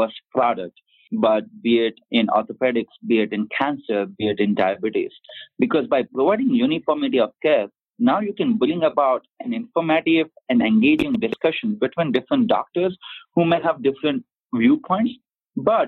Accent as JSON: {"language": "English", "country": "India", "said": "I'm from India"}